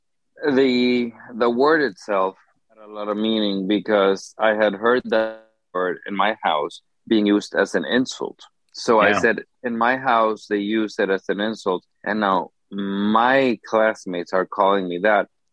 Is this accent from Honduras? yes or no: yes; Honduras; growing up in Honduras